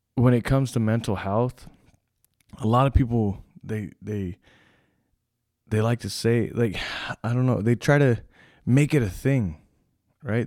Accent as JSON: {"language": "English", "region": "California", "country": "United States", "said": "I'm from California"}